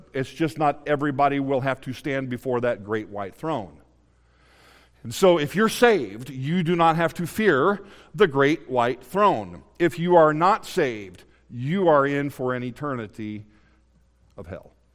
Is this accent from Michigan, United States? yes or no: no; Indianapolis, Indiana, United States; was born and raised in Indianapolis, Indiana